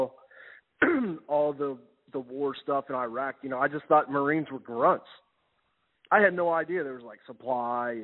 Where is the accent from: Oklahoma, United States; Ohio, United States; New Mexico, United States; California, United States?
Ohio, United States; Cincinnati; I was born and raised in Cincinnati, Ohio